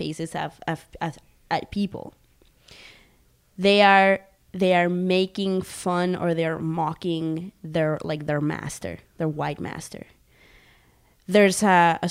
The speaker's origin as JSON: {"language": "English", "town": "Barranquilla", "region": "Atlántico", "country": "Colombia", "tie": "born or raised there", "second_language": "English", "moved": "yes", "said": "Growing up in Colombia, in being not completely indigenous because I'm mixed"}